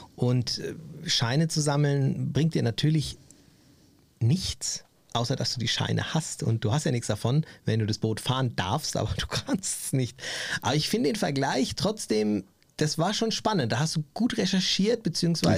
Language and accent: German; Germany; für mich als Deutscher